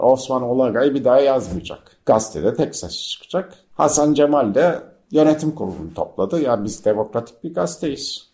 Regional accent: Bozcaada, Çanakkale, Turkey; also born or lived in Istanbul; Biz iki kardeş Çanakkale merkez doğumluyuz.

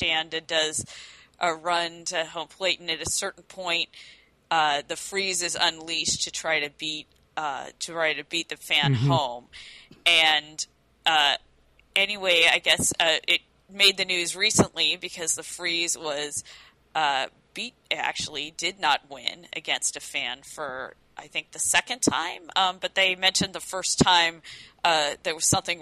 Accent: California, United States; I am from California

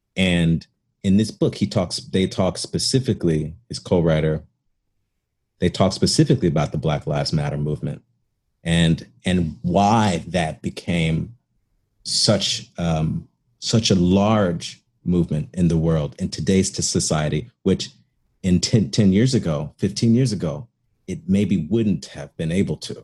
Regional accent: Chicago, Illinois, United States; moved away; also born or lived in Cincinnati; I grew up in Chicago too

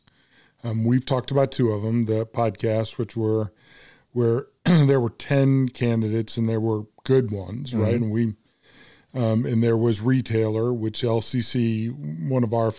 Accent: Central Illinois, United States; moved away as an adult; now in Little Rock, United States; I grew up in Central Illinois.

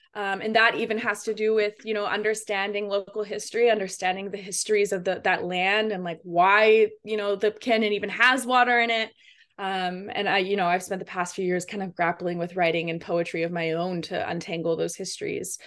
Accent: California, United States; my own education growing up in California

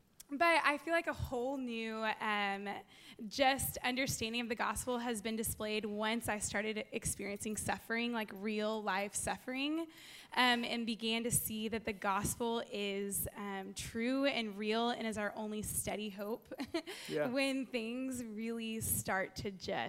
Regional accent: Magnolia, Texas, United States; I grew up in Magnolia, Texas, in a Christian home.

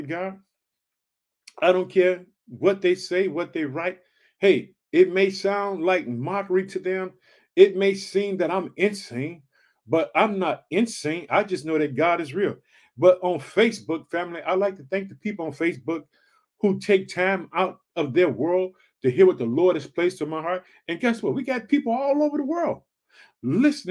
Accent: Illinois, United States; also born or lived in Chicago; In the state of Illinois, which is my home state, thank you, Illinois. I live in the city of Chicago

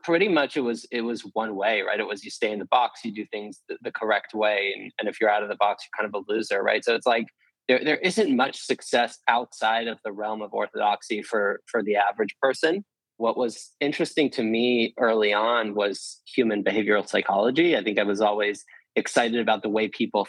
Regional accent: New Jersey, United States; I grew up in New Jersey

